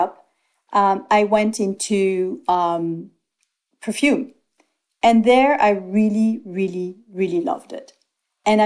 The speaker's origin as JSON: {"language": "English", "town": "Antibes", "region": "Provence-Alpes-Côte d'Azur", "country": "France", "tie": "born or raised there", "said": "I was born in Antibes, 8 kilometers away, not even 2 miles away from grass."}